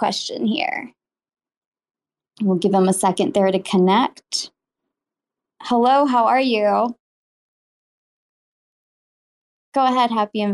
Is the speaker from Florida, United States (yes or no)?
yes; Miami, Florida, United States; Miami's my hometown